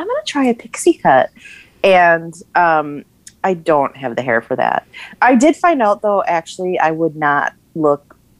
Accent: Minnesota, United States; Because we're Minnesotan.

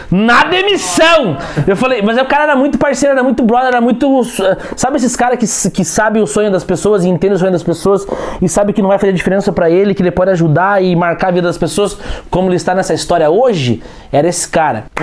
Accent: Tibagi, Paraná, Brazil; now in Curitiba, Brazil; Eu, eu vim de Tibagi pra cá com 25 pila.

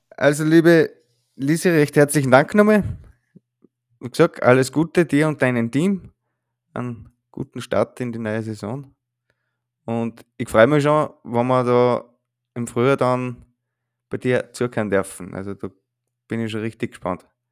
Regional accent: Wildalpen, Styria, Austria; Ich stamme eigentlich aus Wiedalpen ab

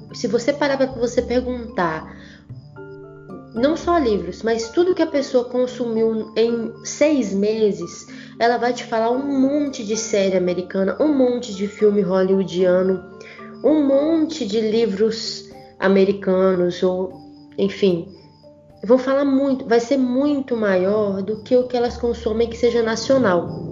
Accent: São João do Manteninha, Minas Gerais, Brazil; accent: mineirês; eu como sou aqui do interior de Minas Gerais, né, de São João do Manteninha, cidade interior de tipo, interior

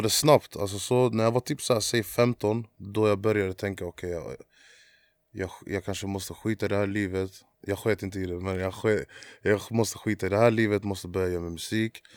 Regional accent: Halmstad, Halland County, Sweden; also born or lived in Landskrona; Flyttade därifrån när jag var två, eller ett, två där någonstans. Men jag växte upp i Halmstad, Andersberg.

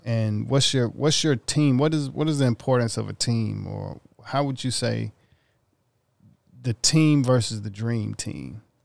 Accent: Mississippi, United States; me growing up in Mississippi

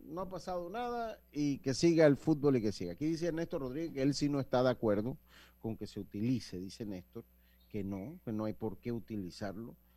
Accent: Panama; somos panameños

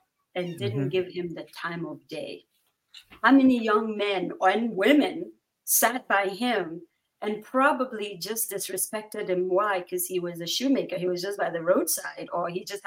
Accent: Bawku, Upper East, Ghana; I'm from the north.

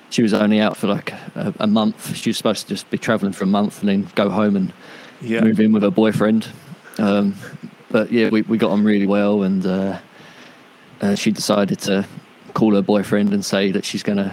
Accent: Isle of Sheppey, Kent, South East England, United Kingdom; moved away as an adult; now in Australia; I was born in Kent on the Isle of Sheppey, which is a little island off the mainland of England

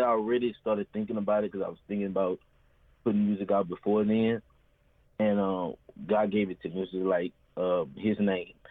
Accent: Baton Rouge, Louisiana, United States; born and raised in Baton Rouge, Louisiana

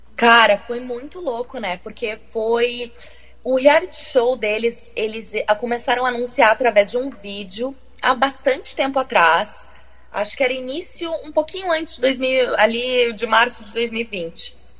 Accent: Porto Alegre, Rio Grande do Sul, Brazil; moved away as an adult; also born or lived in Rio de Janeiro; now in London, United Kingdom; Nasci em Porto Alegre, sim, na capital

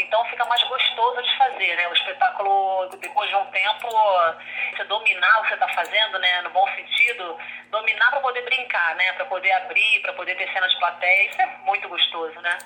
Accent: Rio de Janeiro, Brazil; Sou carioca, sou carioca

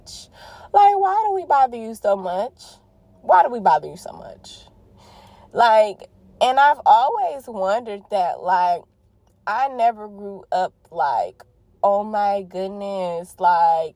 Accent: Detroit, Michigan, United States; I am from Detroit, Michigan, the D

